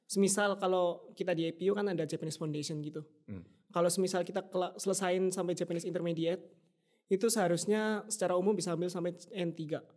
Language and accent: Indonesian; Indonesia; Yang bahkan untuk kayak orang luar negeri kayak kita, orang Indo atau orang-orang internasional lain